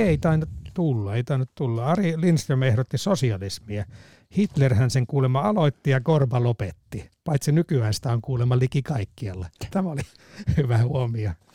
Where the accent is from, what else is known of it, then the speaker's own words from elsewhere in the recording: Salla, Lapland, Finland; Sallasta kotoisin olevana